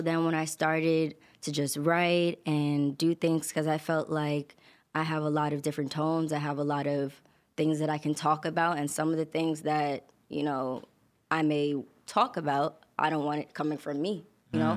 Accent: New York City, New York, United States; also born or lived in Long Island; I kinda grew up in, like, Queens, and then I moved to Long Island

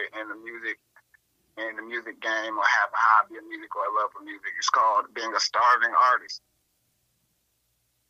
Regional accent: North Atlanta, Gwinnett County, Georgia, United States; I come from North Atlanta area, Gwinnett County specifically

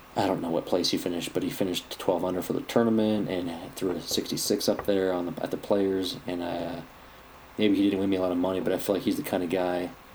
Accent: United States; I'm an American

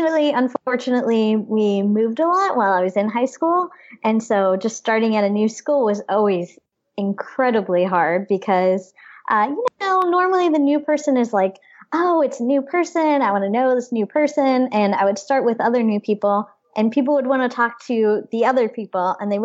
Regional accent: Mexico, Missouri, United States; I was born in Mexico, Missouri

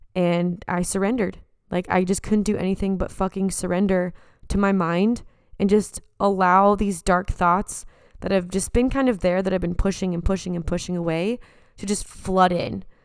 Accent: San Diego, California, United States; now in Los Angeles, United States; back at my hometown

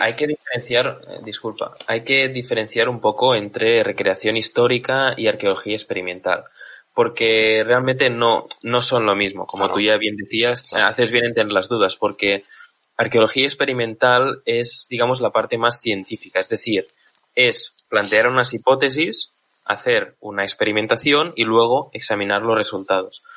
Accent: Catalonia, Spain; soy catalán

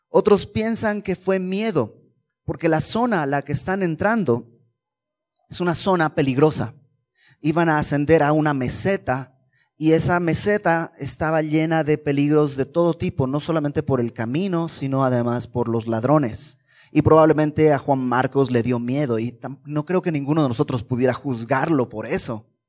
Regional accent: Bolivia; En, Bolivia, que es de donde yo vengo

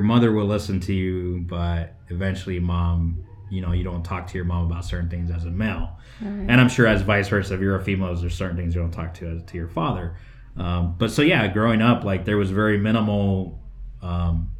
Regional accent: West Valley, Phoenix, Arizona, United States; I am born here in Arizona, born in Phoenix, but I grew up in the West Valley, which was very agricultural.

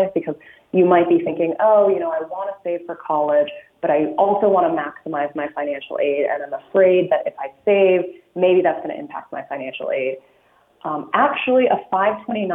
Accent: Illinois, United States; now in California, United States; I'm originally from Illinois

